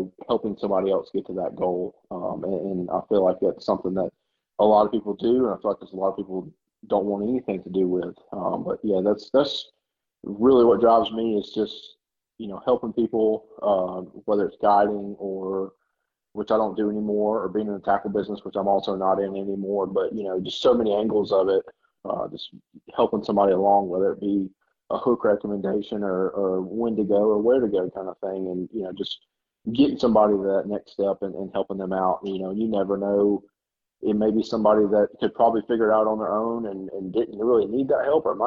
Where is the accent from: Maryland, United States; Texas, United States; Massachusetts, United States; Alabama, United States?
Alabama, United States; Orange Beach; also born or lived in Georgia / Virginia / Gulf Shores, Alabama; I grew up in Georgia when I was little, and then moved to Virginia for a year, and then by 10 years old, I'm living in Orange Beach, Alabama, and well, actually Gulf Shores first